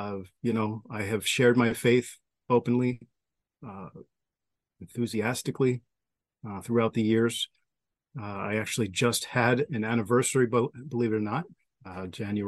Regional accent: Long Island, New York, United States; born or raised there

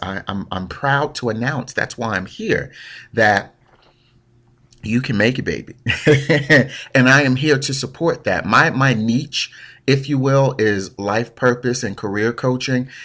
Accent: Newark, New Jersey, United States; Born and raised in Newark, New Jersey

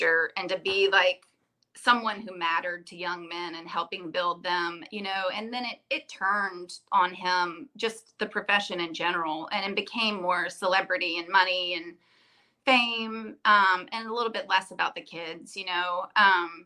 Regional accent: Virginia, United States; also born or lived in Clinton, North Carolina; even though we grew up in Virginia

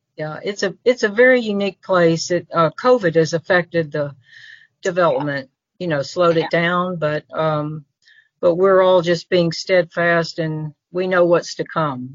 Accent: Memphis, Tennessee, United States; also born or lived in Florida; now in Mississippi, United States; was raised in Memphis and actually got the key to the city of Memphis

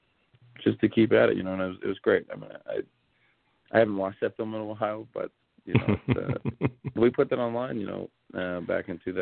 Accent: Hawaii, United States; me and Tonto, I really connected because we're both Hawaiian.

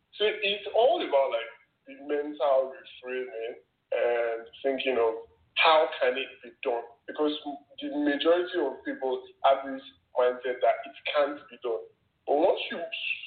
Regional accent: Nigeria; I grew up in Nigeria

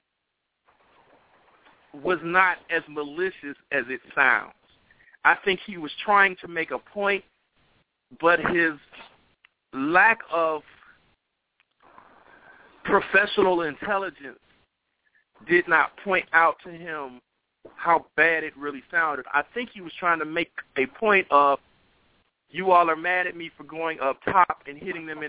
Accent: Chicago, Illinois, United States; I'm from Chicago

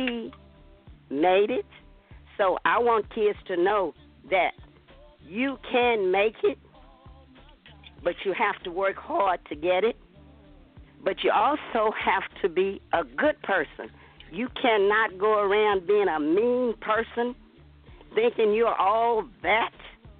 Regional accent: Atlanta, Texas, United States; We grew up in Atlanta, Texas, very prejudiced town.

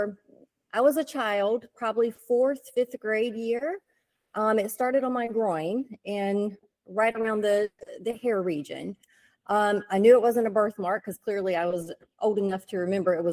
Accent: Richlands, North Carolina, United States; now in Raleigh, United States; I'm actually from Eastern North Carolina, but I've lived up here in the Raleigh area for a little over 20 years

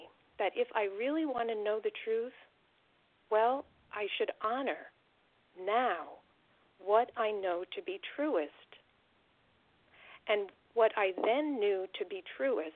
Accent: United States; being raised in the United States

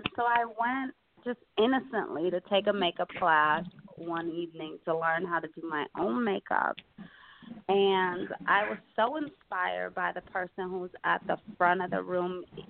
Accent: Detroit, Michigan, United States; moved away as an adult; now in New York City, United States; I moved here from Detroit like 15 and a half years ago. Came out here for fashion school

